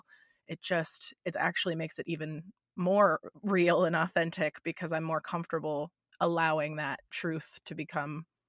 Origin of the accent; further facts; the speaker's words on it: Florida, United States; I moved from Florida, where I was always the weirdest one, the most outgoing, kind of strange one that everybody made fun of.